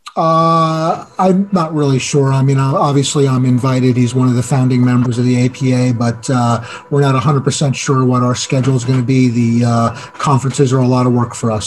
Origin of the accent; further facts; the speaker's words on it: New Jersey, United States; That was New Jersey. That was my home state